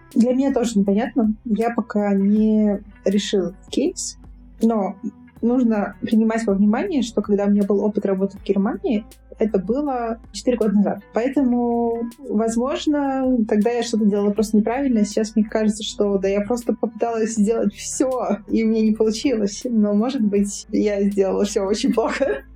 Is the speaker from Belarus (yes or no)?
no; Moldova; Я молдаванка. У меня молдавское гражданство